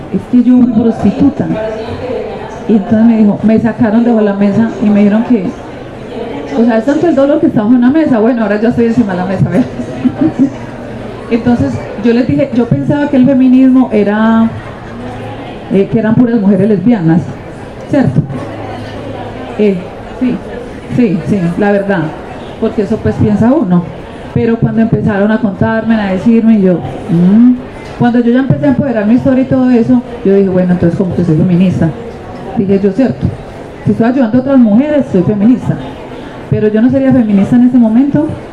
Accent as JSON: {"language": "Spanish", "town": "Medellín", "region": "Antioquia", "country": "Colombia", "tie": "born or raised there", "also_born_or_lived": "Nariño, Antioquia", "said": "yo fui una niña eh, de la comuna, yo soy de Nariño, Antioquia, pero vivía en la comuna 8"}